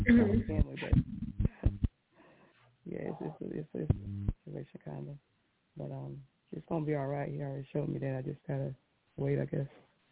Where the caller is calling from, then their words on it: South Carolina, United States; Hi, LaShun. … South Carolina.